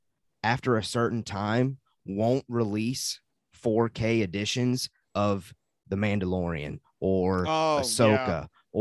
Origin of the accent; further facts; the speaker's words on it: the South, United States; accent: southern; Yeah. You know, my southern accent coming in.